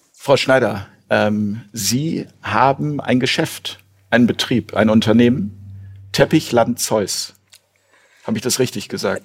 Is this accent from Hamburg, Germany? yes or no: yes; Hamburg, Germany; meine Heimat Hamburg hier